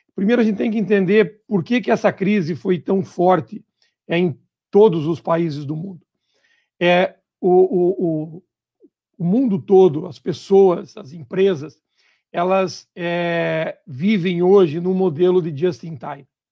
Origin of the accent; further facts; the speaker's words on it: Santa Catarina, Brazil; also born or lived in Paraná; eu sou catarinense